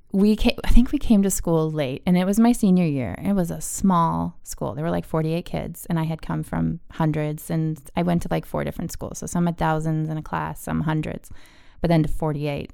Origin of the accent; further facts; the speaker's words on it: East Coast, United States; I grew up on the East Coast